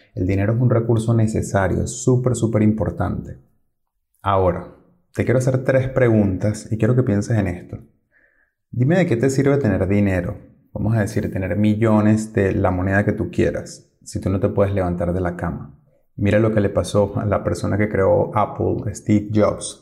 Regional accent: Venezuela; moved away as an adult; Yo soy de Venezuela y cuando salí de mi país no tenía dinero encima, eso fue hace 10 años

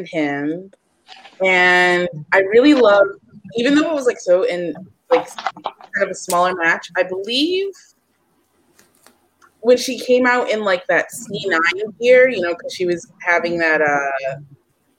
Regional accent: Ohio, United States; now in New York, United States; I'm originally from Ohio

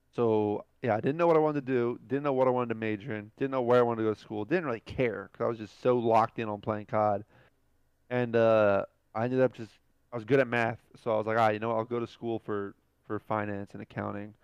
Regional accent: New Jersey, United States; moved away; I grew up in Jersey

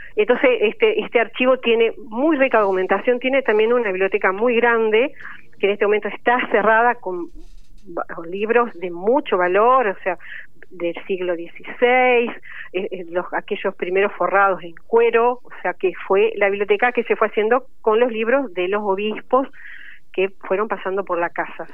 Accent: Goya, Corrientes, Argentina; moved away as an adult; now in Paraná, Argentina; yo soy correntina y bueno, vine a estudiar acá bibliotecología

